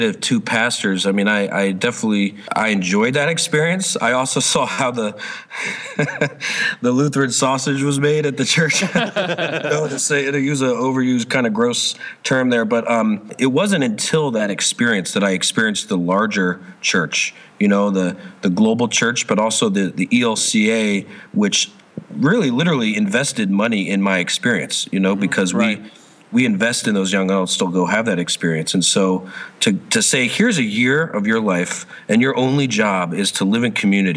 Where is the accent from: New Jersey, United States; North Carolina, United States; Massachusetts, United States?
New Jersey, United States; moved away as an adult; also born or lived in Springfield, Ohio / Bloemfontein, South Africa; I'm from New Jersey, and I went to Wittenberg University in Springfield, Ohio